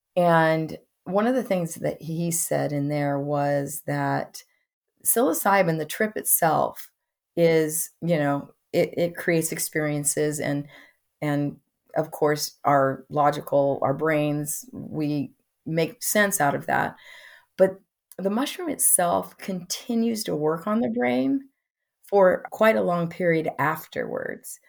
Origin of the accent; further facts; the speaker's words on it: Midwest, United States; I come from the Midwest